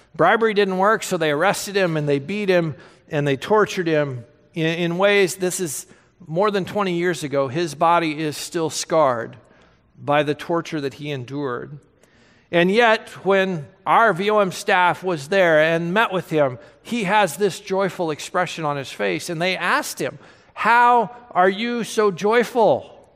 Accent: United States; us as American Christians

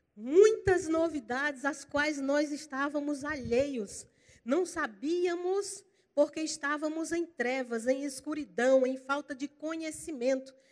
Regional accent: Campina Grande, Paraíba, Brazil; now in Goiânia, Brazil; Eu sou paraibana, eu sou lá de Campina Grande. Eu estou só emprestada lá em Goiânia

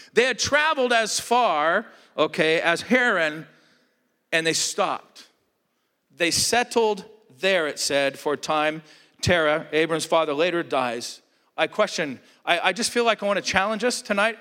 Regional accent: Southern California, United States; moved away as an adult; also born or lived in Alaska; I grew up in Southern California

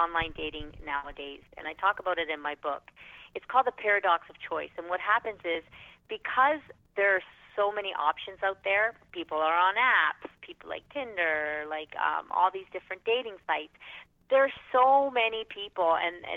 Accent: Toronto, Ontario, Canada; I am from Toronto, Canada

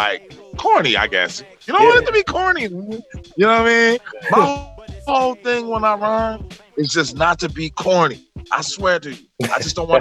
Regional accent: Fresno, California, United States; now in Southern California, United States; I come from Fresno first, but I grew up all over Cal

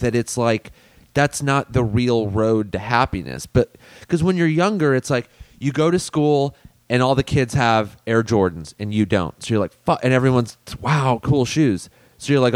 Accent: United States; we grew up in America

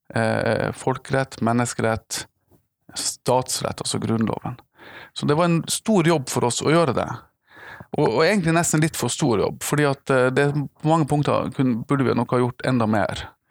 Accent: Tromsø, Troms, Norway; jeg er fra Tromsø. Jeg er fra, nærmere bestemt fra Prestvannet i Tromsø

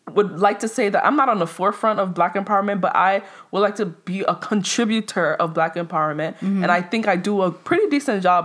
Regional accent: New York City, New York, United States; also born or lived in Nigeria; by the way of Brooklyn, right? I came to America when I was six months

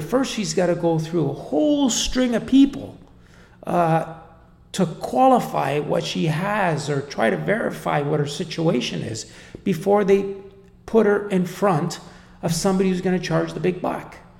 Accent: Canada; I'm, I'm Canadian. I come from Canada.

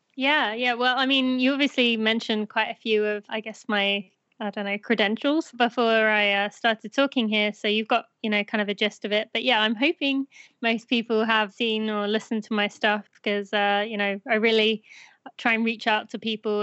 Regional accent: United Kingdom; moved away as an adult; now in United States; I am British.

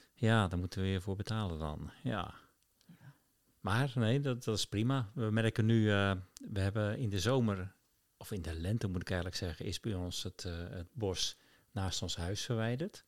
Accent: Rotterdam, South Holland, Netherlands; moved away; ik als, als jonge puber op de markt in IJsselmonde stond

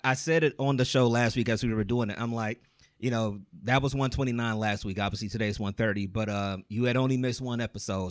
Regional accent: Cleveland, Ohio, United States; we're all from Cleveland

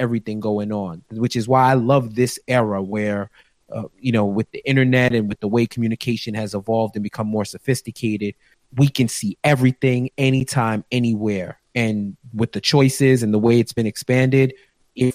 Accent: New York, United States; I'm from New York, born and raised

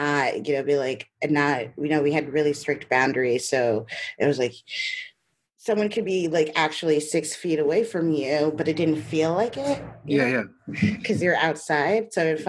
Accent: New York City, New York, United States; moved away as an adult; also born or lived in Great Barrington; now in Hudson, United States; No, I grew up in Brooklyn.

